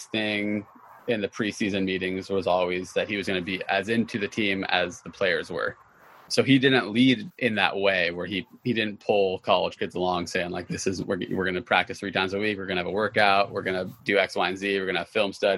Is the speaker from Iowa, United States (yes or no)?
no; Eugene, Oregon, United States; I was born in Southern Oregon, but I grew up in Eugene.